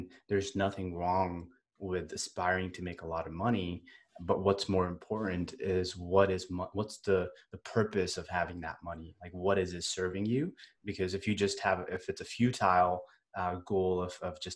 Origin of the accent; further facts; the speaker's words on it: Northern California, United States; also born or lived in India; I was born in India and I grew up in Northern California